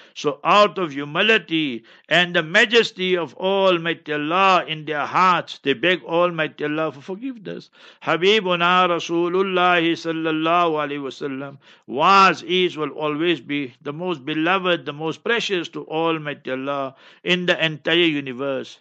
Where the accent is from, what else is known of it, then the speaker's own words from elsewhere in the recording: Heidelberg, Gauteng, South Africa; moved away; also born or lived in Pakistan / Newcastle, South Africa; I am from Heidelberg, right? So you must remember that I'm born and bred there. Then I went to Pakistan, seven years approximately, 20 years Newcastle, and now here